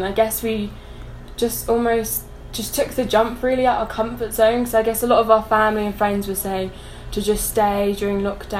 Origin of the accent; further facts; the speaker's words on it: Folkestone, South East England, United Kingdom; moved away as an adult; now in Ecuador; UK, Folkestone, a small seaside town.